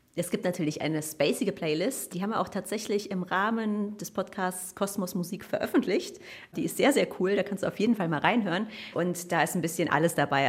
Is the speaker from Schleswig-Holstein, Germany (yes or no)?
no; Cologne, North Rhine-Westphalia, Germany; ich komme aus Köln